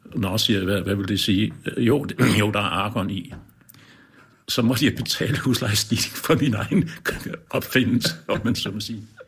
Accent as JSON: {"language": "Danish", "area": "Lolland", "region": "Zealand", "country": "Denmark", "said": "nede på Lolland, hvor jeg kommer fra"}